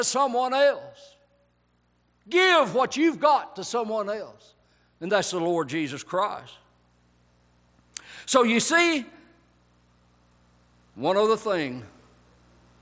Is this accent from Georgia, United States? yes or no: yes; Whites, Georgia, United States; I grew up in Whites, Georgia